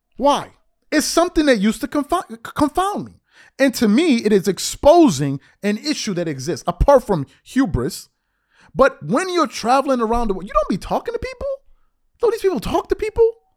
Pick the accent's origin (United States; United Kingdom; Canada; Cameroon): United States; also born or lived in Rome, Italy; As an American